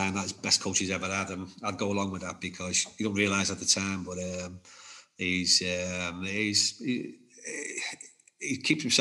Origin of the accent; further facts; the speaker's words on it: Liverpool, North West England, United Kingdom; moved away as an adult; growing up in Liverpool